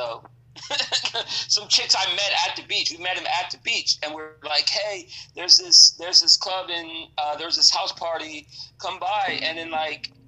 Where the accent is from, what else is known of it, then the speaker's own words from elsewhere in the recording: Central Florida, United States; I'm from Central Florida